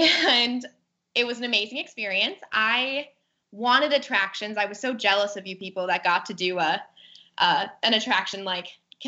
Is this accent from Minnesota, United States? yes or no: yes; Minnesota, United States; moved away as an adult; I'm from Minnesota